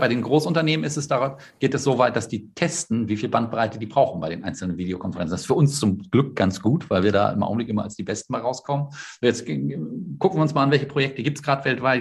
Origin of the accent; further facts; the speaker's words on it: the North, Northern Germany, Germany; ich komme aus dem Norden